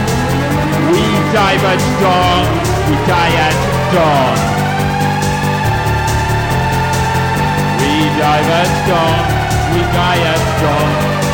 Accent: Outer Hebrides, Scotland, United Kingdom; moved away; I'm originally from the Outer Hebrides

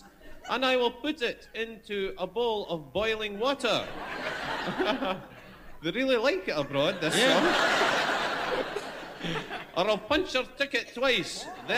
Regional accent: Edinburgh, Scotland, United Kingdom; I come from Edinburgh.

